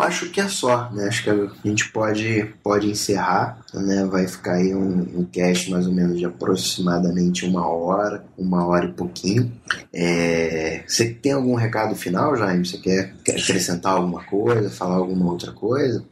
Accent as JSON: {"language": "Portuguese", "country": "Brazil", "said": "eu sou brasileiro"}